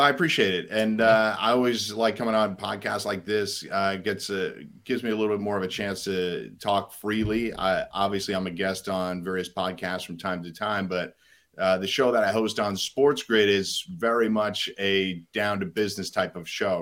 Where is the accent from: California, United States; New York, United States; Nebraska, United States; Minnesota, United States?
New York, United States; I grew up in New York